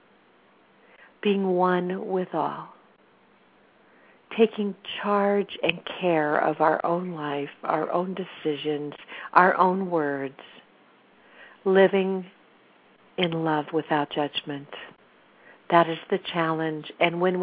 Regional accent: California, United States; also born or lived in Sacramento

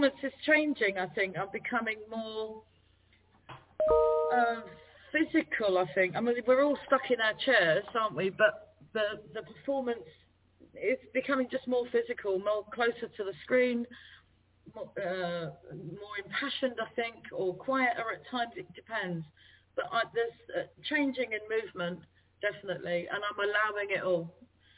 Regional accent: London, United Kingdom; accent: Cockney; my roots, I'm Trinidadian, Irish, and born in East London. So in the sound of bow bells, that makes me Cockney.

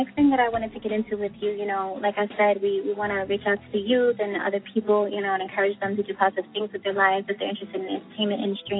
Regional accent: Mount Vernon, New York, United States; I am also from Mount Vernon

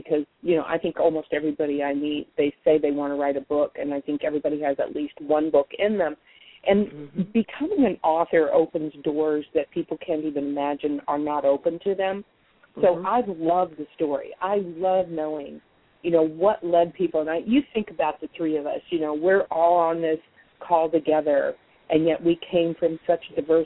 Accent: Mendocino, California, United States; also born or lived in San Francisco Bay Area, California; I grew up on the ocean in Mendocino

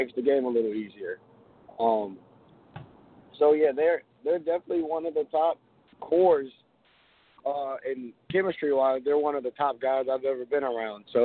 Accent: New York City, New York, United States; I was born and raised in New York. I was born in the Bronx.

